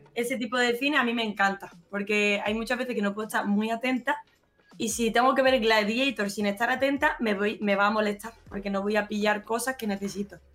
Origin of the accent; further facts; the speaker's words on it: Málaga, Andalusia, Spain; also born or lived in Benalmádena; Soy totalmente falsa, malagueña falsa